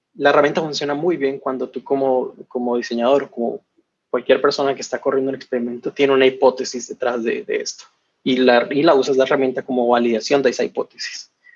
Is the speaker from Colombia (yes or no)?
yes; Colombia; moved away as an adult; also born or lived in Barcelona; yo soy originalmente de Colombia